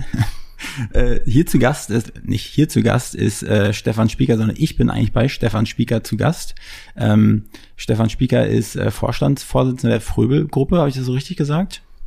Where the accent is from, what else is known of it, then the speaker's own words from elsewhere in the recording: Mecklenburg-Vorpommern, Germany; moved away as an adult; now in Berlin, Germany; ich komme aus MacPom